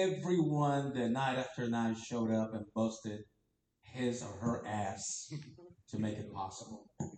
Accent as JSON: {"language": "English", "country": "Venezuela", "moved": "yes", "lives_now": "Kansas City, United States", "said": "I'm originally from Venezuela, South America."}